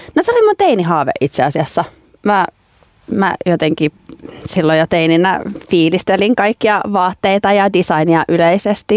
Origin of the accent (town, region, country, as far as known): Finland; moved away as an adult; also born or lived in Leicester, United Kingdom / London, United Kingdom